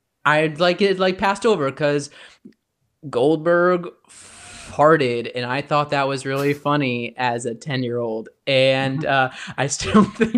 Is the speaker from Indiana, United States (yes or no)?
yes; Indiana, United States; I am originally from Indiana, where we don't have a hockey team, so I know very little about hockey at this time